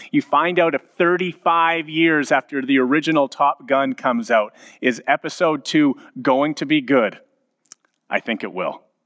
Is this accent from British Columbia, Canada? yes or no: no; Edmonton, Alberta, Canada; both of us, having been born and raised in Edmonton